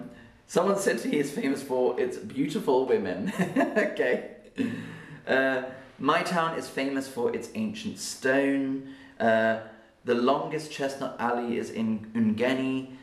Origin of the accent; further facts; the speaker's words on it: Oxford, South East England, United Kingdom; also born or lived in London; For me, I was born in London, but I spent my childhood in Oxford.